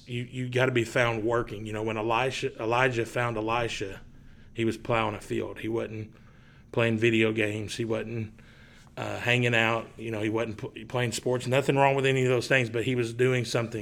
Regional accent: East Tennessee, United States; I grew up in East Tennessee. I was living in Maryville and Knoxville.

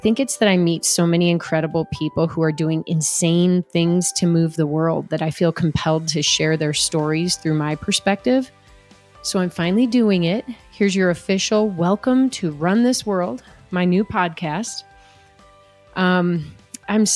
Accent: Chicago suburbs, Illinois, United States; I grew up in the Chicago suburbs

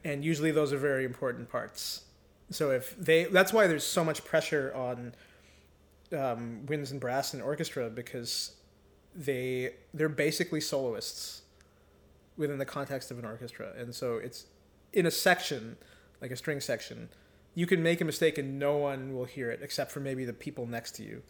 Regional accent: Mississauga, Ontario, Canada; also born or lived in Victoria, Newfoundland; I grew up in Ontario, in Mississauga suburb of Toronto.

